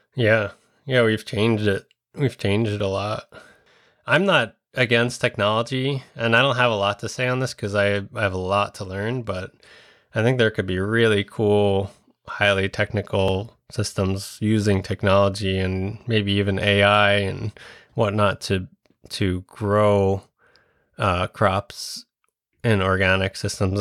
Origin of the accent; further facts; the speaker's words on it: Long Island, New York, United States; moved away as an adult; also born or lived in Westchester / Vermont; now in Minnesota, United States; I'm from Long Island